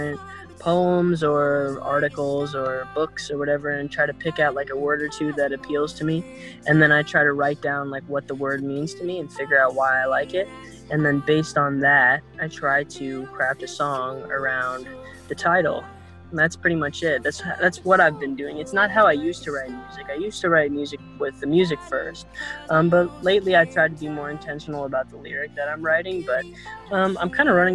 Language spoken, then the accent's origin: English; Arizona, United States; I'm from Arizona